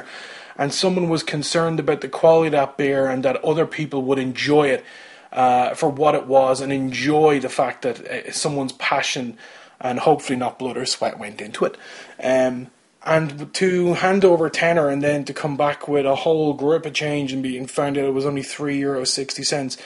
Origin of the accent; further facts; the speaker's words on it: Kildare, Leinster, Ireland; I'm from Kildare